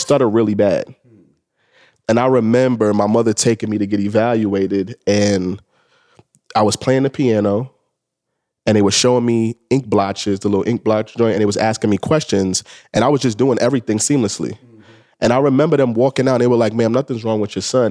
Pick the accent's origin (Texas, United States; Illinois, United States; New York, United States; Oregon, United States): New York, United States; New York City; I'm a kid from the Bronx. I grew up in the Bronx, you know, during the crack era